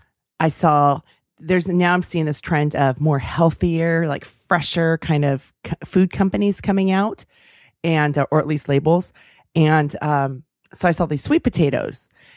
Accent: Davis, California, United States; That's my hometown.

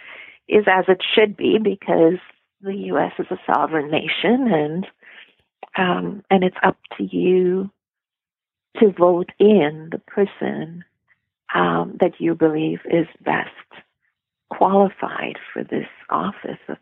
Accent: Canada; being Canadian, being your neighbor to the north

